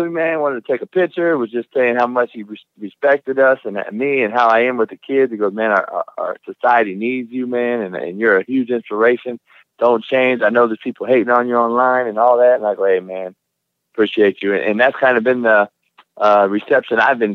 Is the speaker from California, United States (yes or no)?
yes; California, United States; moved away; growing up in Cali